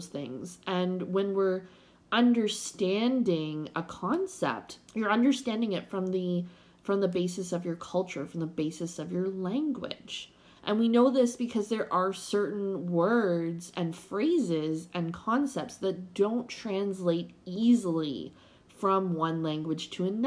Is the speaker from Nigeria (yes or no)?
no; Canada; being a Canadian